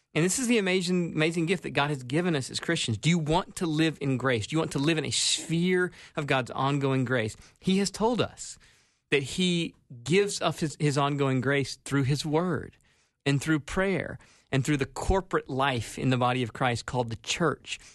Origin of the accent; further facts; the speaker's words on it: South Carolina, United States; moved away as an adult; now in Minnesota, United States; was born and raised in South Carolina